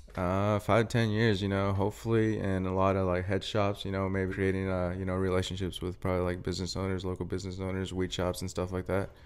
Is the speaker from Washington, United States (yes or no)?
yes; Brewster, Washington, United States; moved away as an adult; also born or lived in Wenatchee, Washington; now in Spokane, United States; I'm a twenty-four-year-old from, uh, Brewster, Washington